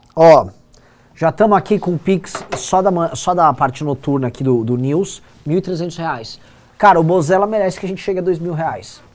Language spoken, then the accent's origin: Portuguese; Brazil; eu sou do Brasil.